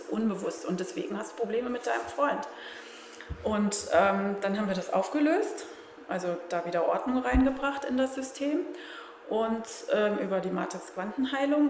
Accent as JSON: {"language": "German", "country": "Germany", "said": "als Deutsche"}